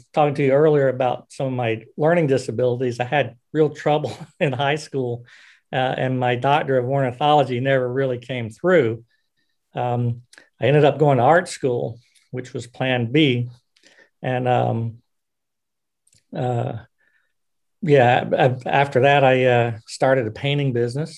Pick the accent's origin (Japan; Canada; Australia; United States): United States; South Carolina; moved away as an adult; also born or lived in Washington State; now in Philadelphia, United States; growing up in South Carolina